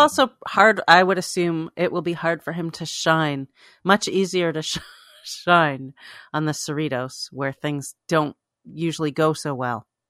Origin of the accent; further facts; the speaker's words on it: Toronto, Ontario, Canada; moved away; in Toronto. All this stuff goes on in my hometown decades after I've moved away.